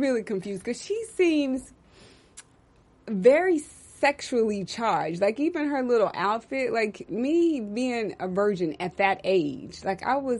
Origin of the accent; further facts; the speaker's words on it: Texas, United States; I'm from Texas. That's what we say.